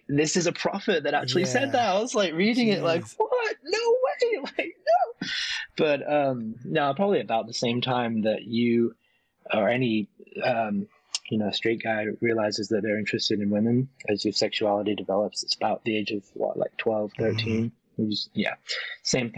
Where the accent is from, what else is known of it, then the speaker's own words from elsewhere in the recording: York, Yorkshire and the Humber, United Kingdom; moved away as an adult; now in Las Vegas, United States; I'm from York, England. It's a town in the north of England, in the countryside.